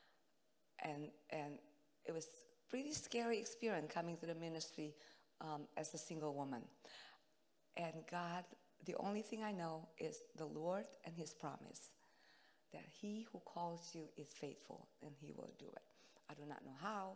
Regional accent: Indonesia; English is a second language; moved away; I'm from Indonesia, so my English is not good.

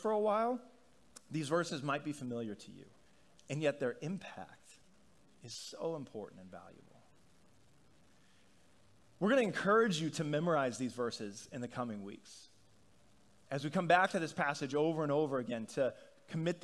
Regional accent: Northeast, United States; We come from the Northeast

